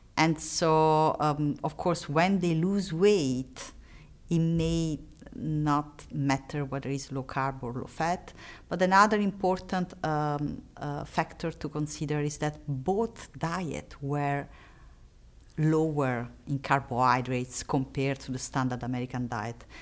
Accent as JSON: {"language": "English", "country": "Italy", "accent": "Italian", "second_language": "English", "moved": "yes", "said": "I am Italian, and, uh, it's obvious from my accent"}